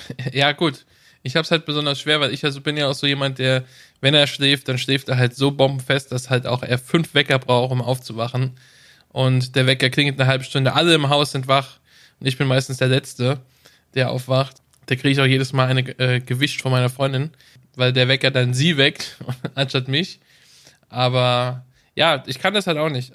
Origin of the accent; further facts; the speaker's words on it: Germany; bei uns in Deutschland